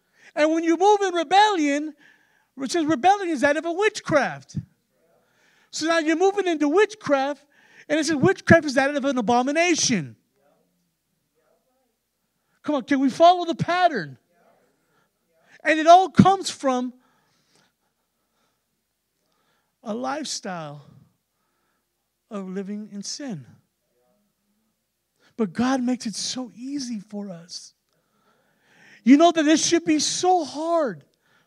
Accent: San Antonio, Texas, United States; we're from San Antonio, and everybody, primarily it's Hispanic there

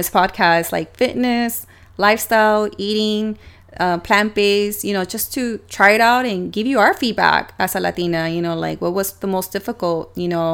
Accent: San Diego, California, United States; we're from San Diego

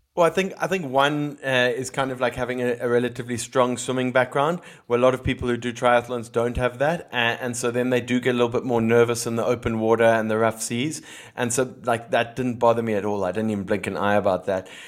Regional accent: Cape Town, Western Cape, South Africa; now in Philippines; growing up in Cape Town

